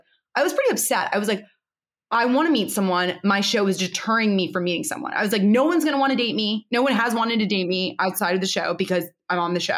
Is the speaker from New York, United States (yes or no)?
yes; New York, United States; I grew up in New York.